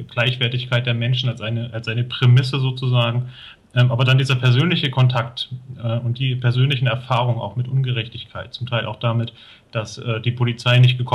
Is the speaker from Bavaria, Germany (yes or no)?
no; Thuringia, Germany; Also ich bin hier in Thüringen aufgewachsen, in einer Kleinstadt